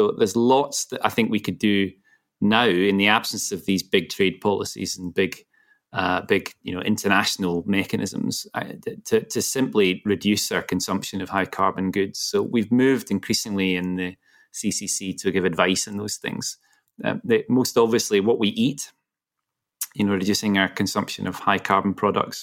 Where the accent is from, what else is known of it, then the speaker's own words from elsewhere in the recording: Glasgow, Scotland, United Kingdom; my hometown of Glasgow